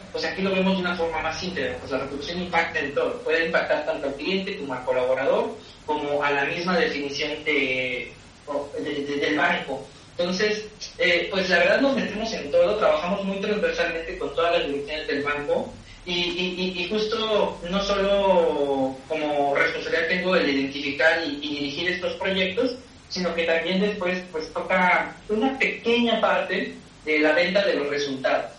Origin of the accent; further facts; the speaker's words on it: Chiapas, Mexico; moved away; lo estudié en Chiapas, soy oriundo de Chiapas